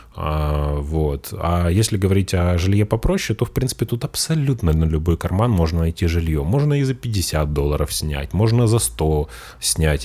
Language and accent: Russian; Russia; now in Spain; я русский